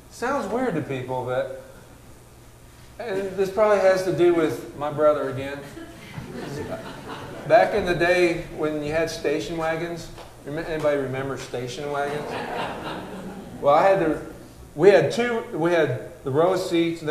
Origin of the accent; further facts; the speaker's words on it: United States; I'm an American